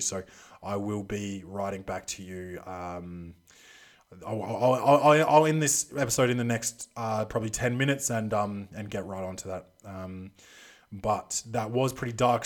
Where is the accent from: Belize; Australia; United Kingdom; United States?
Australia; also born or lived in Adelaide; I'm Australian. Um, I live in Adelaide